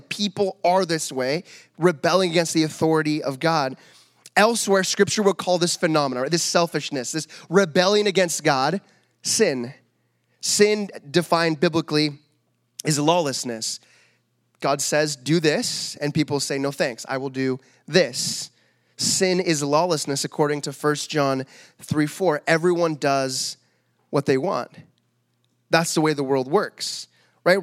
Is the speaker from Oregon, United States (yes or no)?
yes; Medford, Oregon, United States; moved away; I grew up in the States